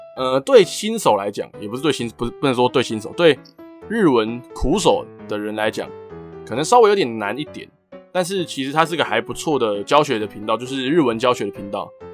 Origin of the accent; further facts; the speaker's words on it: Taiwan; 台湾跟日本很接近，就是很靠近嘛，就是他们在我们的上面而已